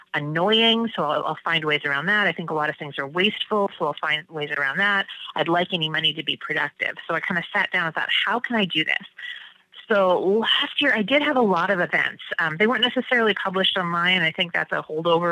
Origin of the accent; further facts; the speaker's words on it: Washington, United States; now in Maine, United States; I grew up in Washington State